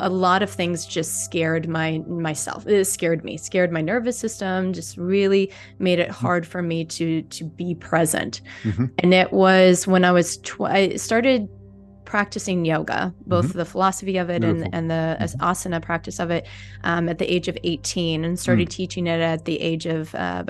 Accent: St. Louis, Missouri, United States; moved away; originally I'm from St. Louis, Missouri. So I've got the Midwestern background

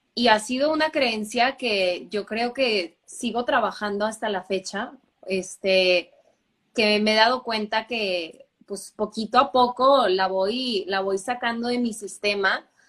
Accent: Monterrey, Nuevo León, Mexico; also born or lived in Canada / Germany; nací en Monterrey. Eh, aquí crecí también

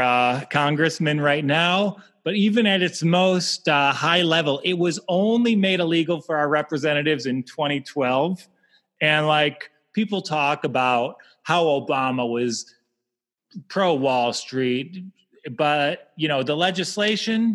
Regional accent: Michigan, United States; accent: Michigan; my Michigan accent

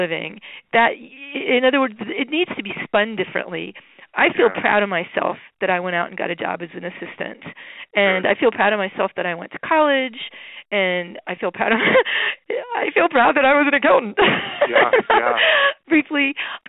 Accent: Phillipsburg, New Jersey, United States; in my town, I grew up in Phillipsburg, New Jersey

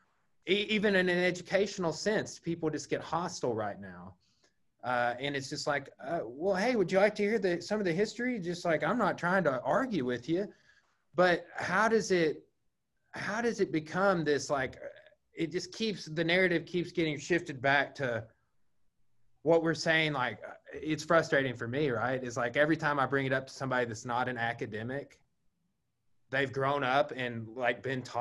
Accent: Johnson County, Arkansas, United States; I grew up in Johnson County, Arkansas

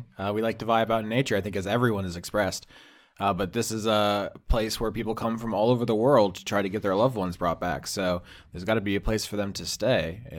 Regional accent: Florida, United States; I mean, although I'm literally from Florida, which just means like flower place.

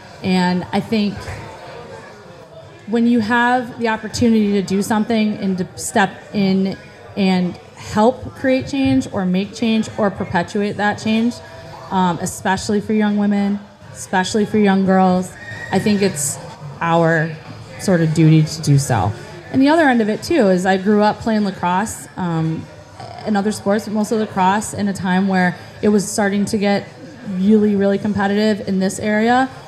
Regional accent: Beeville, Texas, United States; I think I saw too many stars growing up in Beeville.

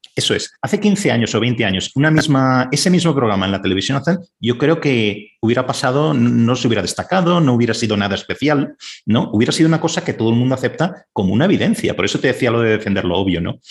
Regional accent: Valencia, Valencian Community, Spain; moved away as an adult; also born or lived in Madrid / Canada; yo soy de Valencia

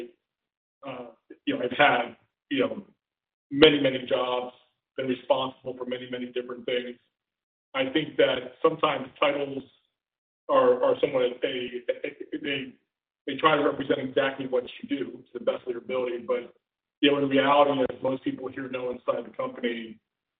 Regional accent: Philadelphia, Pennsylvania, United States; moved away; also born or lived in Chicago area; I'm originally from the Philadelphia area. I also lived outside of Chicago for about 4 years.

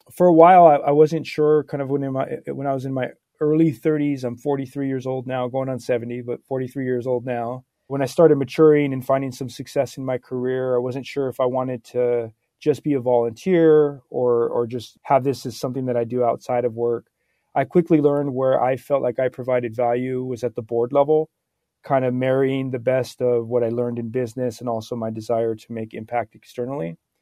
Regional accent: Santa Barbara, California, United States; born and raised in Santa Barbara, California

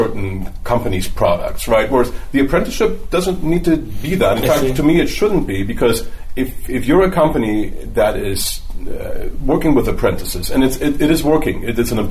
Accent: Germany; accent: German; now in California, United States; you might be able to tell from my accent that I'm German-born, so I understand the German system, grew up over there.

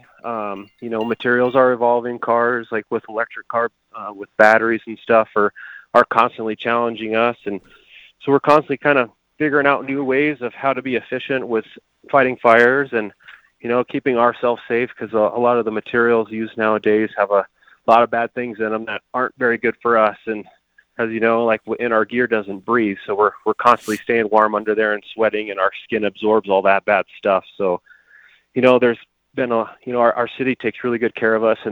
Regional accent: Colorado Springs, Colorado, United States; I grew up in Colorado Springs. I went to Cheyenne Mountain High School

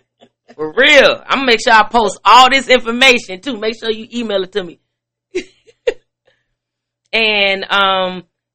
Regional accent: Midwest, United States; I'm from the Midwest

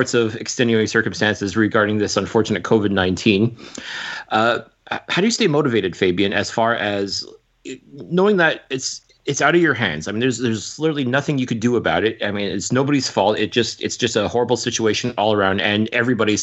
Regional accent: Montreal, Quebec, Canada; I've lived here pretty much all my life

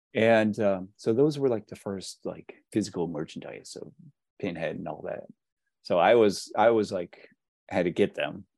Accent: Pittsburgh, Pennsylvania, United States; I'm from Pittsburgh

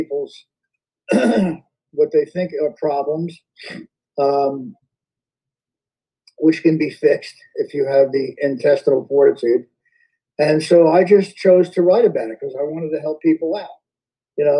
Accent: Yonkers, New York, United States; accent: Yonkers; I grew up in Westchester, in Yonkers

